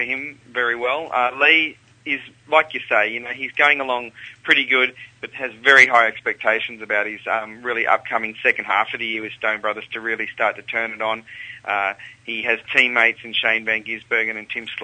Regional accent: Canberra, Australian Capital Territory, Australia; also born or lived in Sydney; now in Melbourne, Australia; I grew up in Canberra and lived in Sydney and now in Melbourne

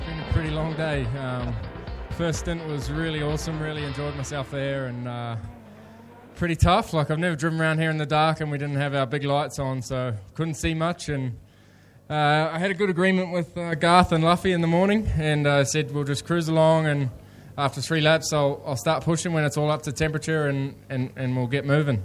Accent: New Zealand; I'm a Kiwi

